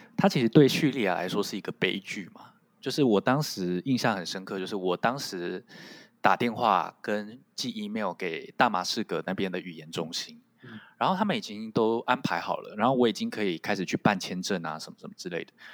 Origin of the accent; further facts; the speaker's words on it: Taiwan; first language Taiwanese Hokkien; Chinese is a second language; moved away as an adult; now in Japan; 就是台湾闽南语，我的第一语言